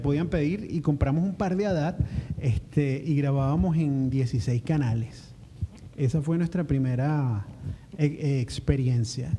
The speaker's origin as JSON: {"language": "Spanish", "town": "San Antonio", "country": "Venezuela", "also_born_or_lived": "Caracas", "moved": "as an adult", "said": "nuestro país y nuestro San Antonio"}